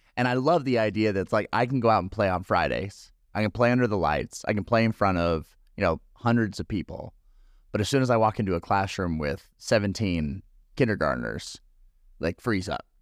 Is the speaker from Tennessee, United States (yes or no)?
no; California, United States; moved away; I'm from California